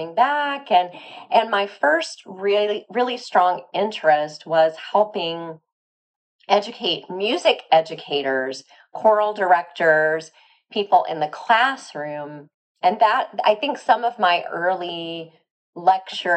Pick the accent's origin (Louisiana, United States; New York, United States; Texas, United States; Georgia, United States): Louisiana, United States; also born or lived in Northeast United States; now in Chicago, United States; I'm originally from Louisiana